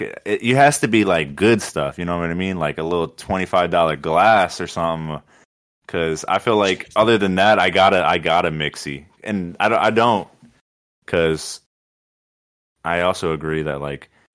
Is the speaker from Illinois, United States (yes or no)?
yes; Chicago, Illinois, United States; I'm from Chicago